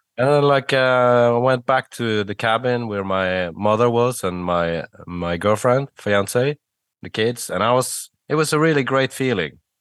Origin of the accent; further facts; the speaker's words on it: Bergen, Vestland, Norway; from my hometown of Bergen